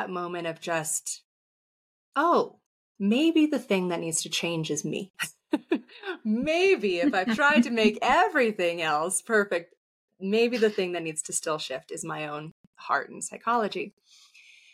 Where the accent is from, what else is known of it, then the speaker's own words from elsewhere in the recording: San Diego, California, United States; I grew up in San Diego